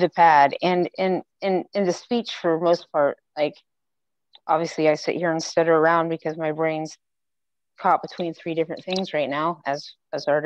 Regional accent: Ohio, United States; I'm from Ohio, and not like Derbs, Ohio and Columbus where like people move around. I'm from a little bit further away down than that. So things stroll a little slower here.

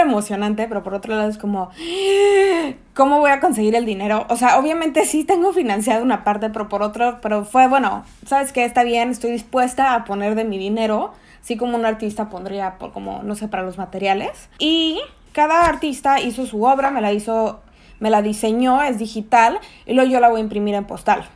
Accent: Mexico City, Mexico; moved away as an adult; also born or lived in Tamaulipas; now in Chicago, United States; soy mexicana, chilanga de corazón pese a que estoy registrada en Tamaulipas

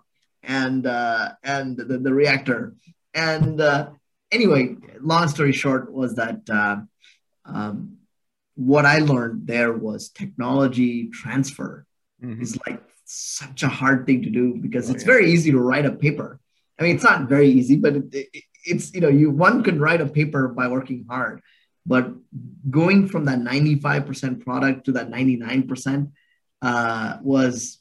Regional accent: Bangalore, Karnataka, India; I was born and raised in Bangalore, India, and so it's my home. And I grew up there

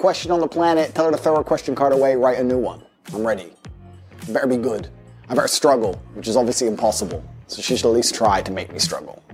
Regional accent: United States; moved away; also born or lived in Luton, England; American, but I lived in England for a long time. I lived in a very prestigious part of the U K.

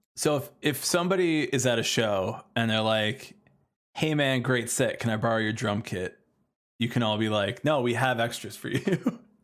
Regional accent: Chicago, Illinois, United States; we're from Chicago

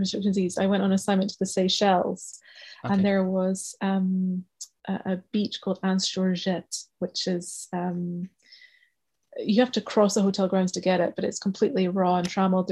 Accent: Scotland, United Kingdom; now in Kent, United Kingdom; I don't grew up hugely rich as a Scottish, you know, young Scottish girl

